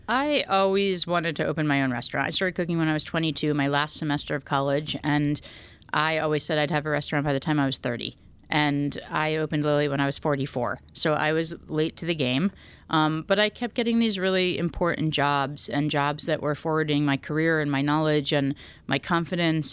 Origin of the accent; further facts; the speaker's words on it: New Haven, Connecticut, United States; I grew up in New Haven